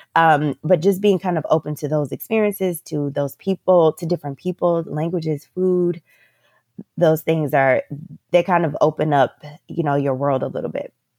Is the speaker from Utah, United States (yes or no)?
no; Orlando, Florida, United States; moved away as an adult; also born or lived in Northeast United States; now in Playa del Carmen, Mexico; I am from Central Florida, so from Orlando, Florida